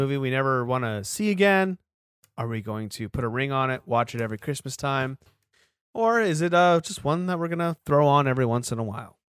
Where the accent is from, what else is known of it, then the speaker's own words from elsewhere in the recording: Sanford, Maine, United States; my hometown of Sanford, Maine